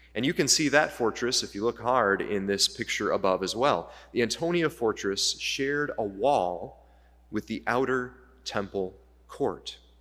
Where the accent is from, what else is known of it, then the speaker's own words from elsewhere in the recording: United States; now in Canada; I'm an American, I'm here in Canada